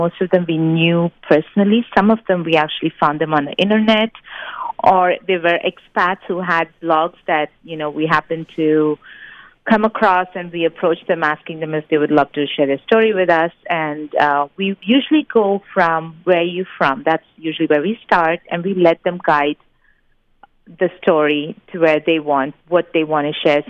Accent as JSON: {"language": "English", "country": "India", "moved": "yes", "lives_now": "United States", "said": "I'm from India"}